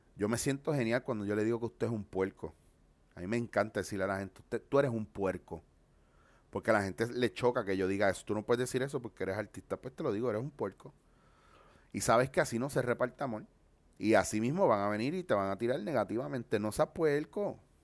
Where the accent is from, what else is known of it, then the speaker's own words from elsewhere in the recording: Puerto Rico; also born or lived in Bronx, New York; yo nací en el Bronx, Nueva York, y me crié en Puerto Rico.